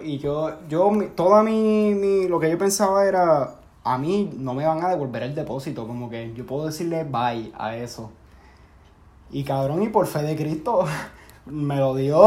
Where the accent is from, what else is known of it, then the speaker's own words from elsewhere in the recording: Puerto Rico; moved away; Somos como siete boricuas.